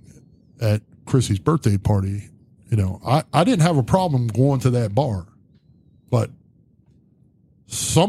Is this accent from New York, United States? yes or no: no; Zanesville, Ohio, United States